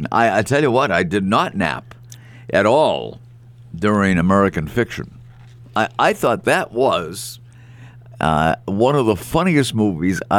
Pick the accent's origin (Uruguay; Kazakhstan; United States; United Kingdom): United Kingdom; Scotland; But I'm Scot. I'm Scottish, and I like a good deal when I can get one.